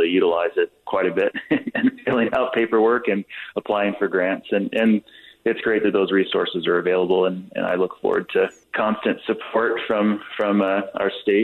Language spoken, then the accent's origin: English; Salt Lake City area, Utah, United States; come back to my hometown